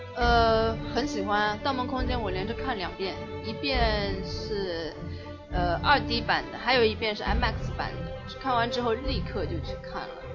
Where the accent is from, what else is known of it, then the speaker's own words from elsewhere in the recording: China; 我们中国人